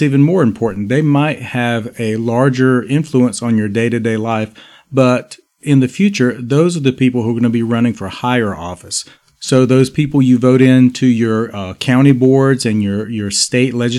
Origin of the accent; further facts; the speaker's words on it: Raleigh, North Carolina, United States; Raleigh, North Carolina, my hometown